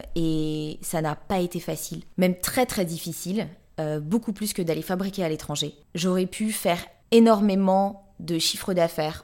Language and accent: French; Paris, Île-de-France, France; je suis euh, née ici, j'ai grandi ici, je suis amoureuse de Paris